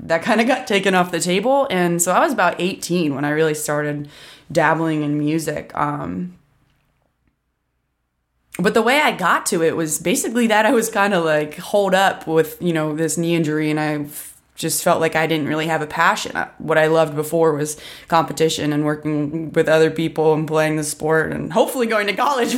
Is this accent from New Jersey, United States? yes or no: no; Columbus, Ohio, United States; also born or lived in Washington, D.C.; now in Nashville, United States; I'm originally from Columbus, Ohio, but I actually just moved to Nashville, Tennessee from D.C., where I've been living for a while